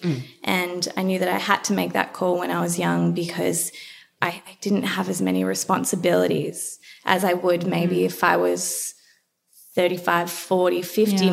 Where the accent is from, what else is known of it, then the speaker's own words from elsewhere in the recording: Melbourne, Victoria, Australia; I grew up in Melbourne, went to a semi private